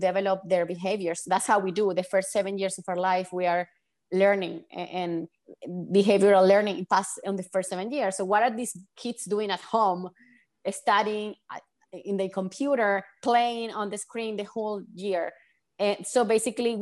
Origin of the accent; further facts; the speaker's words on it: Venezuela; I'm from Venezuela